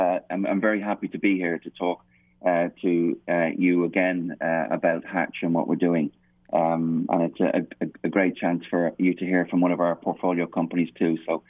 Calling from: Norway; Bert, it's a very cold and wet and dark Norway.

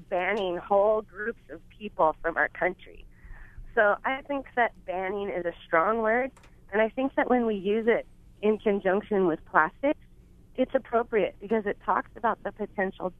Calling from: Big Island, Hawaii, United States; I'm calling from the Big Island

